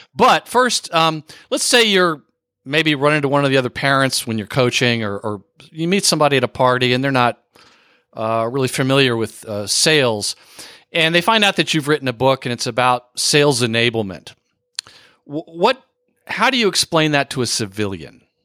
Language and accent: English; Texas, United States; I went to high school in Texas